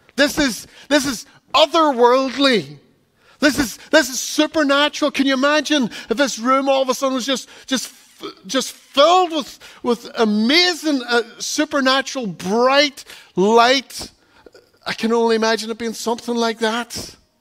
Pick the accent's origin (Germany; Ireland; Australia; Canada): Ireland; Donegal, Ulster; growing up in Donegal